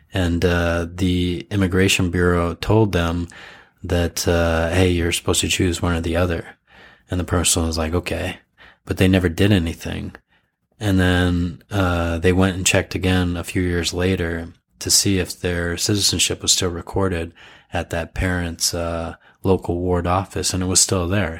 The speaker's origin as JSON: {"language": "English", "country": "United States", "tie": "born or raised there", "moved": "yes", "lives_now": "Japan", "said": "I'm half, but I grew up overseas"}